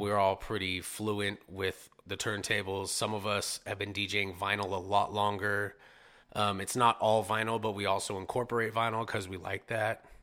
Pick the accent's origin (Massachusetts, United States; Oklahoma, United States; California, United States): California, United States; Modesto; also born or lived in San Jose / Ceres; I was born in San Jose, but I'm a Modesto, I'm a Modesto kid for sure.